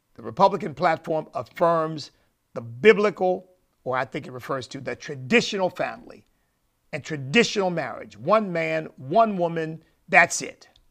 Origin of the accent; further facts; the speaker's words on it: United States; I'm an American